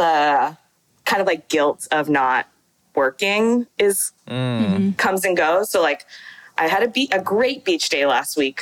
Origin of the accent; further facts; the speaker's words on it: San Francisco, California, United States; So I'm from San Francisco and I went to predominantly white schools like growing up